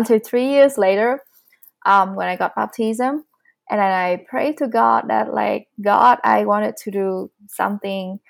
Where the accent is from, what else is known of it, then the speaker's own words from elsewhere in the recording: Vietnam; English is a second language; moved away as an adult; now in Calgary, Canada; I'm coming from Vietnam. I've been living in Canada for almost 4 years.